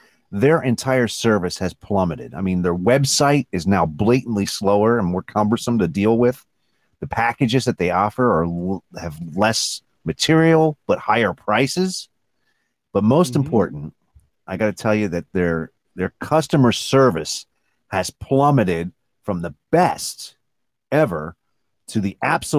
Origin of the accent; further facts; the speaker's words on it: Philadelphia, Pennsylvania, United States; we were both raised on Philadelphia sports